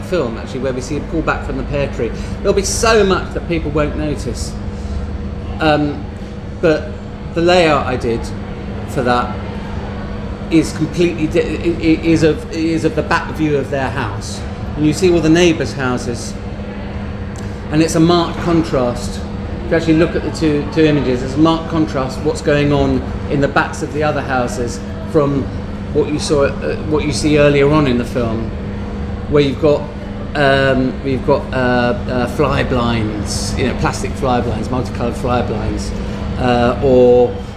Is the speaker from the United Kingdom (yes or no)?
yes; London, United Kingdom; I grew up in London